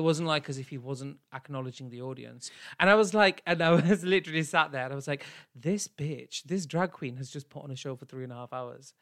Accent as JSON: {"language": "English", "country": "United Kingdom", "said": "I am still South Asian and I'm British"}